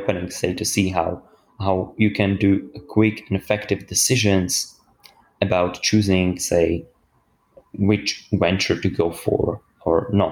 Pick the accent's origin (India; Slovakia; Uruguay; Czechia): Slovakia; now in Oxford, United Kingdom; I'm coming from Slovakia, which is in Eastern, Central and Eastern Europe